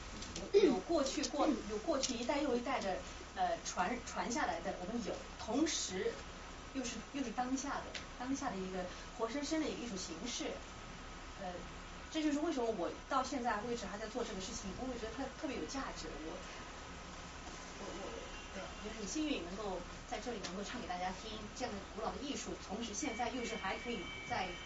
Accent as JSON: {"language": "Chinese", "country": "China", "said": "对对，就这就是的确的确就是我们中国人的文化哈高明的地方。"}